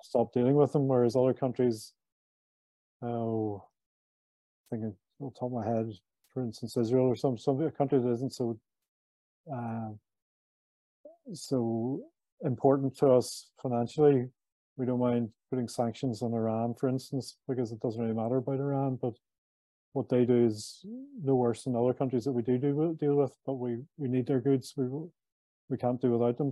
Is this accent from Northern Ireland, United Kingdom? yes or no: yes; Belfast, Northern Ireland, United Kingdom; I brought up, born and bred in Belfast, Northern Ireland. I was brought up here in the 60s and 70s.